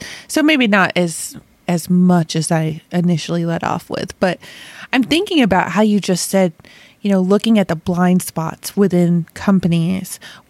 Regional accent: Rochester, New York, United States; moved away; also born or lived in Chicago / Manhattan / Connecticut / Ohio; Yeah, I grew up in Rochester.

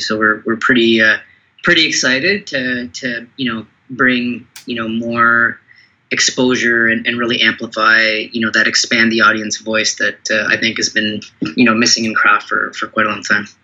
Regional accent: Toronto, Ontario, Canada; I was born in Canada or, or Toronto, but you know my background's uh, you know Sri Lankan

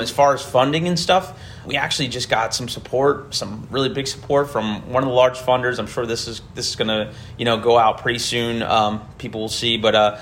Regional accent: Camden, New Jersey, United States; I was born in Camden.

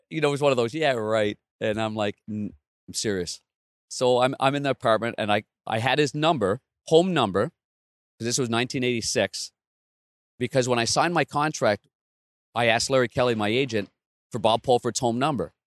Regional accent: Ottawa, Ontario, Canada; I grew up in Ottawa, but Nepean is a, a, just a west suburb

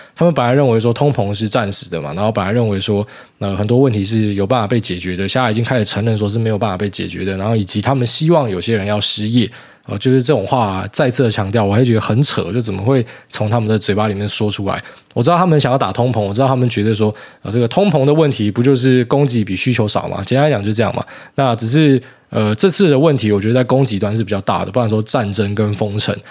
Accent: Taiwan; 我们台湾人

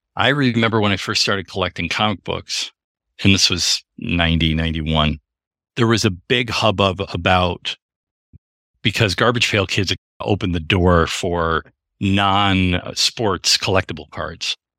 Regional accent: Royal Oak, Michigan, United States; where we grew up in Royal Oak

